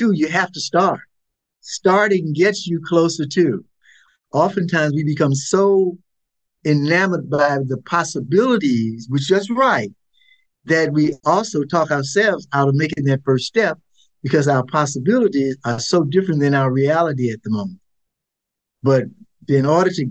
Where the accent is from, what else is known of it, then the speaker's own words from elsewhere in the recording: Mississippi Delta, United States; as a child growing up in the Mississippi Delta, picking, chopping cotton, working the fields